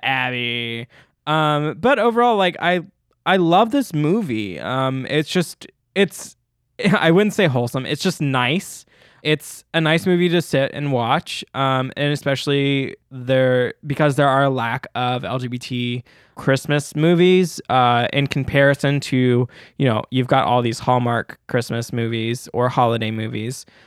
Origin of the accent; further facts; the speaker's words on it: Memphis, Tennessee, United States; accent: Southern; I'm from Memphis, Tennessee